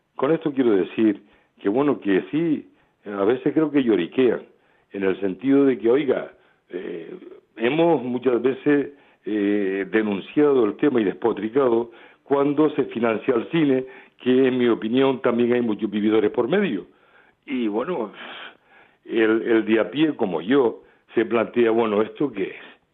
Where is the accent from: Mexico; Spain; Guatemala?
Spain; Canary Islands; en mi tierra